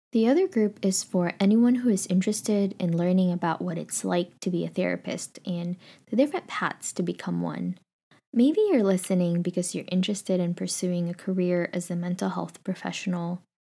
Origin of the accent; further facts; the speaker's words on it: Philippines; now in California, United States; I was born and raised in the Philippines